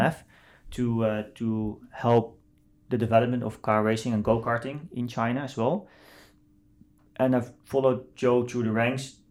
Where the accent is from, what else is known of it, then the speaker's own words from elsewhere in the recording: Netherlands; I grew up in the Netherlands, um, as one of the only Asian not just Chinese, Asian in, in, in the village where I grew up